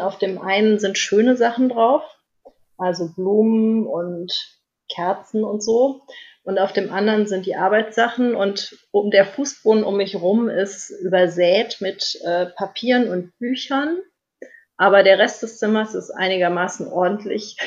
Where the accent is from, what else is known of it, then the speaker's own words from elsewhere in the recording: Germany; bei uns in Deutschland